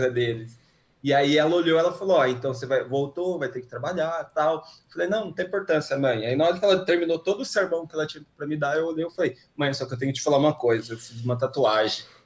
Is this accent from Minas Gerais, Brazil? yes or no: no; Americana, São Paulo, Brazil; moved away as an adult; eu sou do interior, né, de Americana